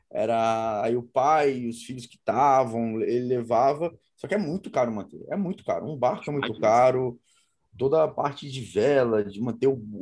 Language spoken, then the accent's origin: Portuguese; Brazil; é bastante lugar para competir pela competição brasileira, sou brasileiro.